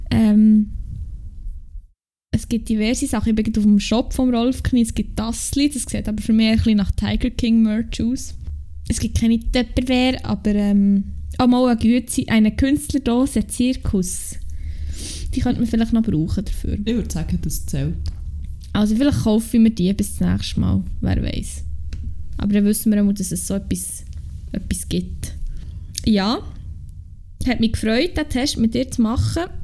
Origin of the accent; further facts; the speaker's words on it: Bern, Switzerland; accent: Emmental; Also wenn ich im Emmental bin, dann kommt dann auch wirklich die Emmentalerin in meinem Herz aus mir raus.